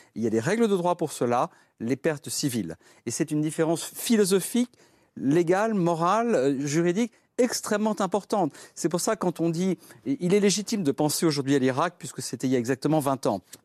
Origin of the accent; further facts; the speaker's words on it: France; en tant que Français